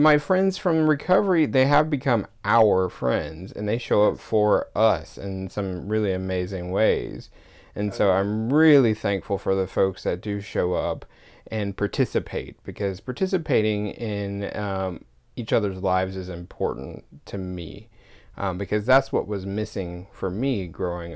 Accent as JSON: {"language": "English", "region": "Georgia", "country": "United States", "moved": "yes", "lives_now": "Seattle, United States", "said": "when I go back to Georgia"}